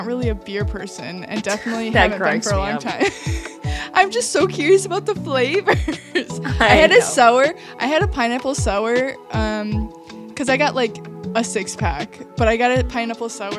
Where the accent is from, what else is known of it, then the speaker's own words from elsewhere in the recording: Wisconsin, United States; I'm from Wisconsin